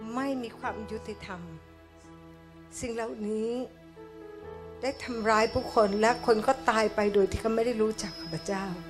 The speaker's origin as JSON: {"language": "Thai", "country": "Thailand", "said": "ให้เราเกิดในประเทศไทย กินอาหารในแผ่นดินไทย"}